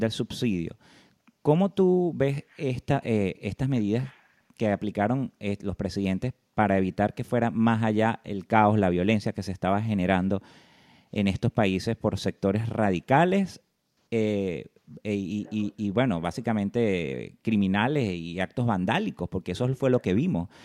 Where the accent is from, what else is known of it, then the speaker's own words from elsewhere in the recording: Venezuela; como venezolano